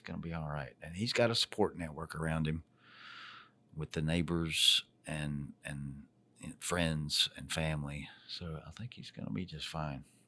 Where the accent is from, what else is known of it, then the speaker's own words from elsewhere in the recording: Charlotte, North Carolina, United States; my hometown right here, Charlotte, North Carolina, the Queen City